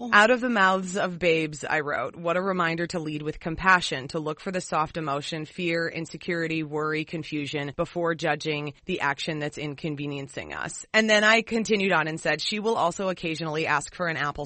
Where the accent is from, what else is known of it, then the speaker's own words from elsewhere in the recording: St. Francis, Minnesota, United States; moved away; also born or lived in Cambridge, Minnesota; I was only there for a few short couple days in the hospital, and then we were in St. Francis, and then I moved on